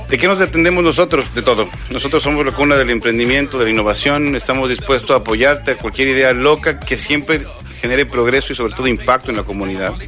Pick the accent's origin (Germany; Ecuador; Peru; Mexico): Ecuador; Quito, Pichincha; now in Argentina; soy quiteño